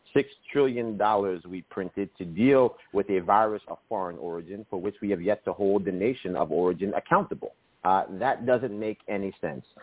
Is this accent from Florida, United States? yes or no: no; Yonkers, New York, United States; my hometown in Yonkers